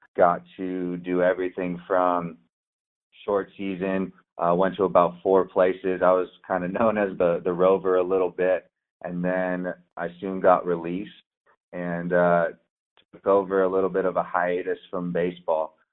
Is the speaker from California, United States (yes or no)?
yes; San Diego, California, United States; moved away; also born or lived in Oregon; I grew up in San Diego